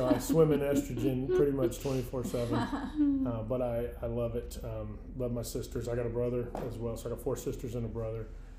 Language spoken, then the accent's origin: English; Hanscom, Massachusetts, United States; born there; Originally born just outside of Hanscom Air Force Base in Hanscom, Massachusetts. My dad was in the military.